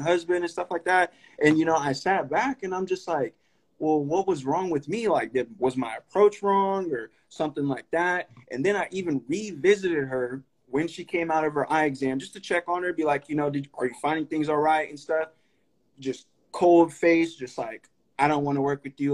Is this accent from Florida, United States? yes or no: no; Sacramento, California, United States; also born or lived in Stockton, California; I grew up in Highlands too. Literally, ever since I moved out to Sacramento from Stockton, like I've grown up in North Highlands